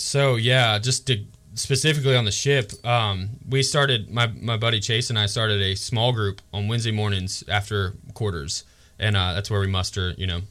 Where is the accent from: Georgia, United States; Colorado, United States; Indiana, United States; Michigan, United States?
Georgia, United States; moved away; really close to my hometown in Georgia